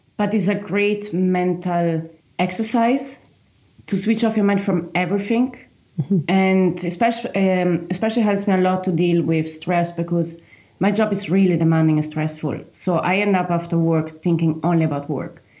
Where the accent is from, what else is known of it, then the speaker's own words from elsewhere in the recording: Trentino-Alto Adige, Italy; English is a second language; moved away as an adult; now in Galway, Ireland; From a small region in the northeast of Italy. The region is called uh, Trentino South Tyrol